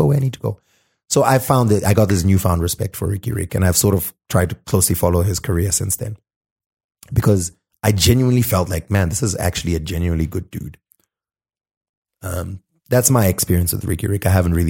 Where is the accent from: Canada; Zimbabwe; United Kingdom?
Zimbabwe; I'm from Zim